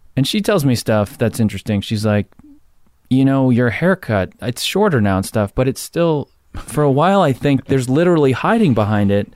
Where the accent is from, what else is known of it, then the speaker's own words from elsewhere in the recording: Jersey Shore, New Jersey, United States; I'm from Jersey Shore